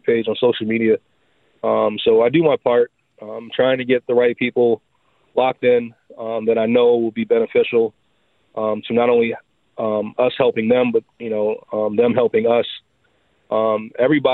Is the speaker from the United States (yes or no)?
yes; Miami, Florida, United States; moved away; I'm from Miami, Florida